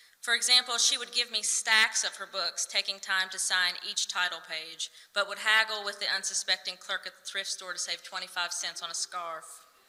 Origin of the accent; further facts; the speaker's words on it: Appalachia, United States; also born or lived in Berea, Kentucky; As we Appalachian folks are fond of saying